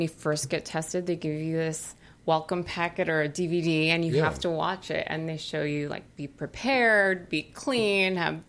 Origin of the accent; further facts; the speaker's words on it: New York City, New York, United States; I'm from New York City, dude.